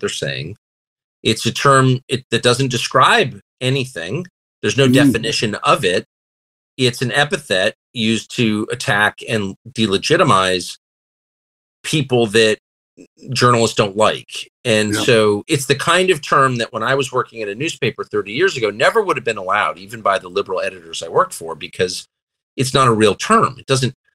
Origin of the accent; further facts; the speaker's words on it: United States; I'm thoroughly American. I'm never leaving